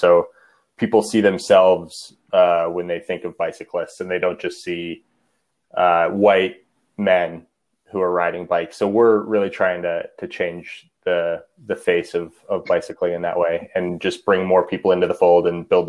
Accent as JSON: {"language": "English", "town": "Denver", "region": "Colorado", "country": "United States", "tie": "born or raised there", "also_born_or_lived": "Washington State", "said": "I grew up in Denver, but studied journalism in Washington State and moved back to Denver a few years ago."}